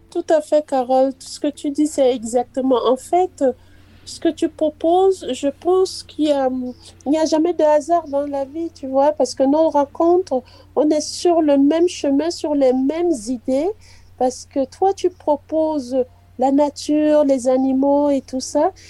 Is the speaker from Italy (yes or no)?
no; Cameroon; moved away; je suis camerounaise